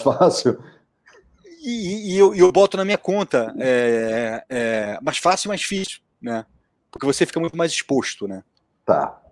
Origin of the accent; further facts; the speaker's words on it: Brazil; eu sou brasileiro